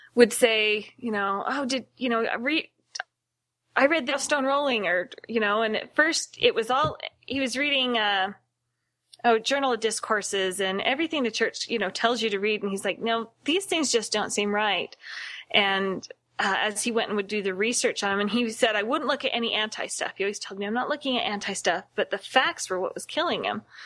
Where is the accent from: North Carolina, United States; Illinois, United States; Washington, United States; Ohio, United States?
Washington, United States; Seattle; moved away as an adult; now in Utah, United States; I was born here in Utah, but my family moved to Seattle, and I grew up um, in that area and came back down to Utah to go to school